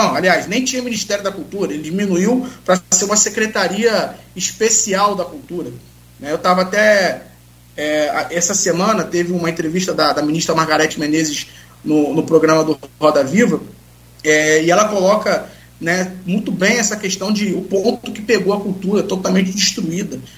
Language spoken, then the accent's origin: Portuguese; Brazil; Eu vou ficar no Brasil, porque eu sou brasileiro